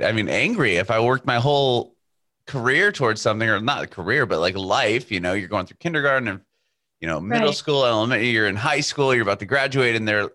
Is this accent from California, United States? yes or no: yes; San Diego, California, United States; I'm from San Diego, California